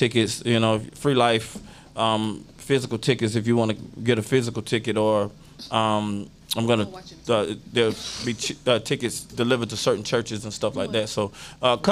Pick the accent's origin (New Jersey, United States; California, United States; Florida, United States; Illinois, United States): Florida, United States; moved away; I'm from Florida, and so my people are down there